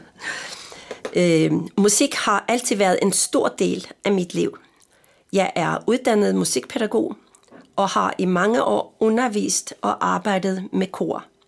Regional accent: Østfold, Norway; Danish is a second language; also born or lived in Frederiksberg, Denmark; now in Denmark; Jeg er jo nordmand

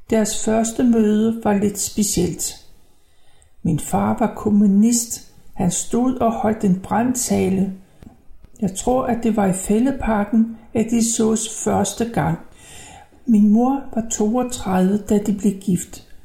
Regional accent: Copenhagen, Capital Region of Denmark, Denmark; born there; jeg er født i 1932 i København.

